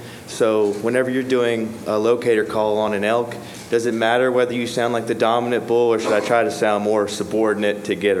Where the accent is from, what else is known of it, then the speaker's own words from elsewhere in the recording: West Virginia, United States; I grew up in West Virginia